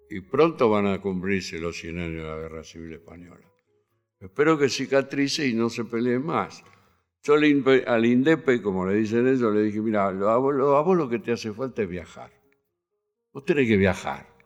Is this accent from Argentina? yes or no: yes; Buenos Aires, Argentina; La maternidad Sardá, donde yo nací, era de un doctor catalán